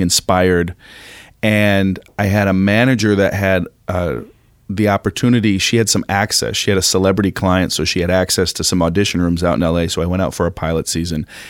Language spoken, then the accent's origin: English; Minneapolis, Minnesota, United States; moved away as an adult; also born or lived in New York; I grew up in Minneapolis